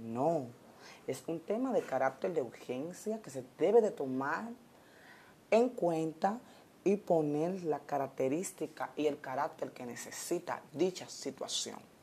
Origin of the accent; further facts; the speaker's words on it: Dominican Republic; nosotros como dominicanos